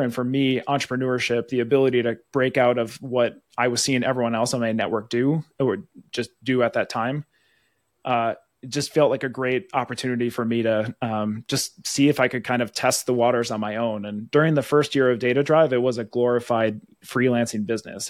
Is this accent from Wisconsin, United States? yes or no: yes; Wisconsin, United States; moved away as an adult; now in Minnesota, United States; Born and raised in Wisconsin